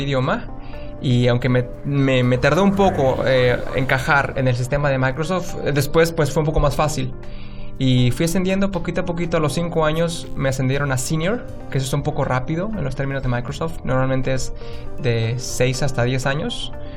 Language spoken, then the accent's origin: Spanish; San Juan del Río, Querétaro, Mexico; moved away as an adult; now in Seattle, United States; soy de México, de una ciudad muy pequeña del estado de Querétaro llamado San Juan del Río. Es una ciudad pues humilde, no tiene muchos medios de trabajo y ahí crecí